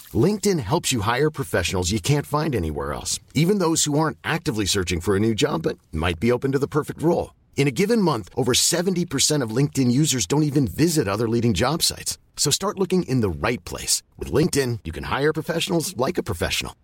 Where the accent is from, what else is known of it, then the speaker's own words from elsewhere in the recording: Stamford, Connecticut, United States; I grew up in Stanford, Connecticut